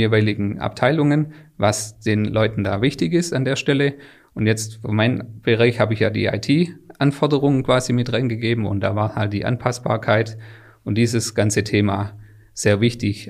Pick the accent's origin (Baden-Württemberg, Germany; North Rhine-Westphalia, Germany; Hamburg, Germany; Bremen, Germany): Baden-Württemberg, Germany; Swabia; Die Firma Wäschekrone an sich kannte ich schon, weil, weil das in meinem Heimatort mhm. einfach mhm. eine, eine Firma ist